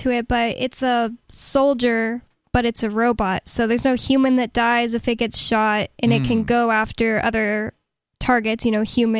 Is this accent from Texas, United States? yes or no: yes; Texas, United States; Well, I'm from Texas.